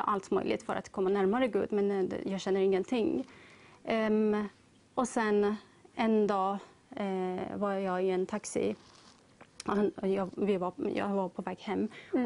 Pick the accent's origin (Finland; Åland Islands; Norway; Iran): Iran; Tehran, Tehran Province; now in Sweden; jag är ursprungligen från Iran, mm. Teheran